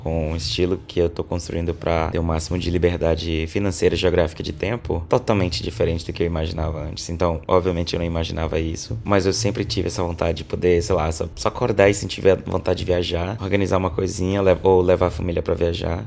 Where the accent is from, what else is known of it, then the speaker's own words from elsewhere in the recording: Boa Vista, Roraima, Brazil; moved away as an adult; also born or lived in Manaus; now in Estonia; Eu sou do interior, sou de Boa Vista, da capital de Roraima, mas eu morei grande parte da minha vida no interior, do interior do interior